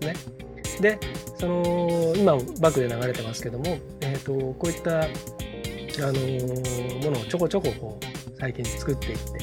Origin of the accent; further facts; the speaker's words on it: Hamamatsu, Shizuoka, Japan; moved away as an adult; now in Nagoya, Japan; 僕もあの出身が静岡県浜松市でで大学進学で名古屋にきてでもうすっかりあの名古屋での暮らしの方が圧倒的に長くなり